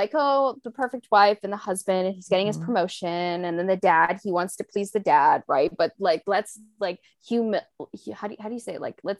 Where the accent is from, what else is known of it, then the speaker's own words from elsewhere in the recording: South Africa; Yeah, I just know growing up in South Africa too, like it was very much that 1950s kind of, like the man is the breadwinner